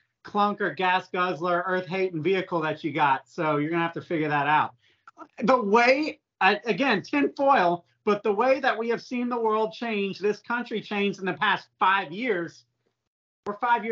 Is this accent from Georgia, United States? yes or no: yes; Georgia, United States; we're all from Georgia here.